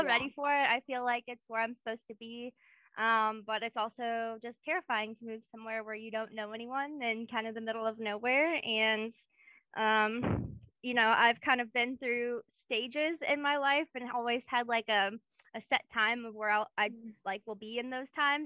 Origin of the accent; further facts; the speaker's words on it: Kenosha, Wisconsin, United States; moved away as an adult; also born or lived in Indiana / Memphis, Tennessee; now in Knoxville, United States; So I grew up in Kenosha, Wisconsin, which is where we met, kind of. Kenosha area. I lived there all my teenage kid years, so I was 18.